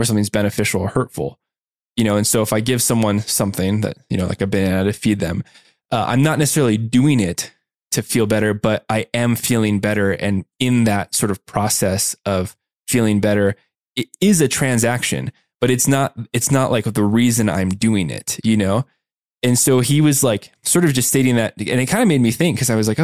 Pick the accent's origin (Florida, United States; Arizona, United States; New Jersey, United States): Arizona, United States; Tucson; moved away as an adult; also born or lived in San Diego; I was going to college in San Diego and I grew up in Tucson, Arizona